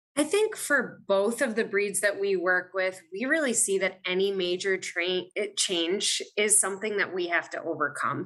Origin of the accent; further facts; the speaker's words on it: Maine, United States; moved away as an adult; also born or lived in Virginia; now in Wisconsin, United States; I am originally from Maine